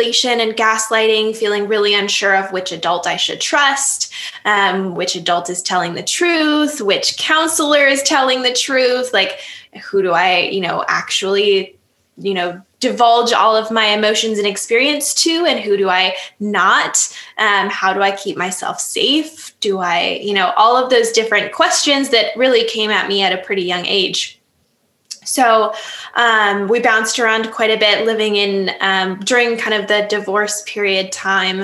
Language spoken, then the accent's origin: English; Upper Peninsula of Michigan, United States; now in Lake Geneva, United States; I grew up in the Upper Peninsula of Michigan